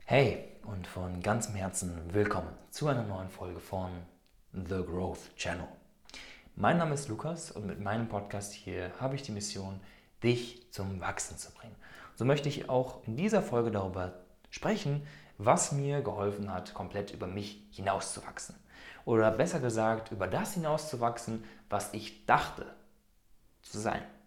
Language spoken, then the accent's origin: German; Germany; moved away as an adult; now in Switzerland; Ich bin vor einigen Jahren aus Deutschland ausgewandert